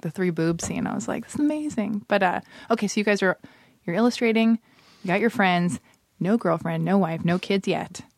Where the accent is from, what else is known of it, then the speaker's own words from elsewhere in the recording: Los Angeles, California, United States; I was born and raised in Hollywood